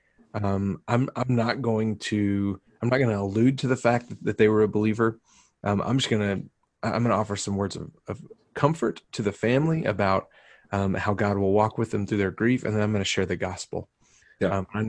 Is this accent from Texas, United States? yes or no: yes; Texas, United States; now in New Mexico, United States; We are from Texas